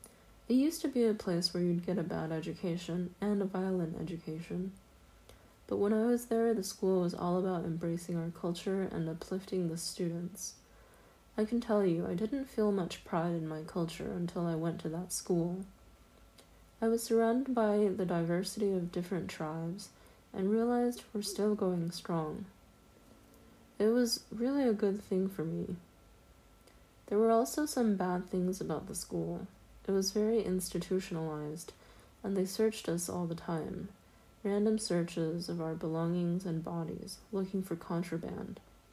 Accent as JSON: {"language": "English", "town": "Anadarko", "region": "Oklahoma", "country": "United States", "tie": "born or raised there", "also_born_or_lived": "Lawton / Cache / Carnegie", "said": "I grew up mostly in Anadarko, Lawton, Cache, and Carnegie. Most of my childhood was spent on or near the Kiowa Comanche Apache Reservation in Oklahoma. By the 10th grade, I had attended 12 different schools."}